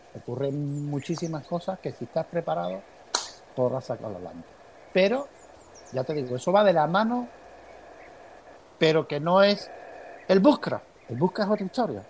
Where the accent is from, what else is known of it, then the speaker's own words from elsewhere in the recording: Andalusia, Spain; soy andaluz